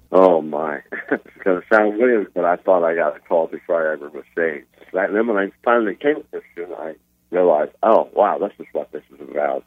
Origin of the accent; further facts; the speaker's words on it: Philadelphia, Pennsylvania, United States; moved away as an adult; now in Orlando, United States; I was born in Philadelphia.